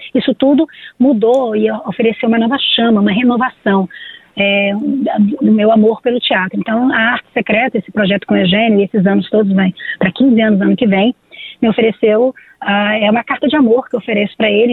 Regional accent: Brazil; nós somos brasileiros

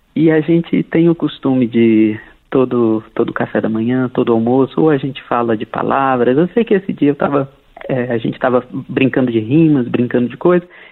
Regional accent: Brasília, Federal District, Brazil; sou brasiliense

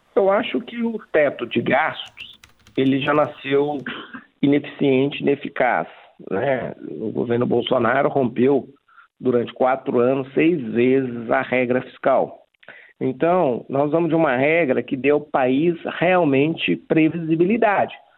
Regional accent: Bom Sucesso, Brazil; lá na minha cidade natal de bom sucesso

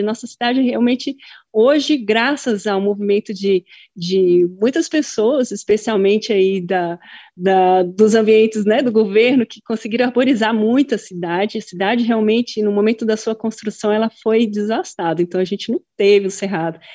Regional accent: Brasília, Federal District, Brazil; sou brasiliense da cidade

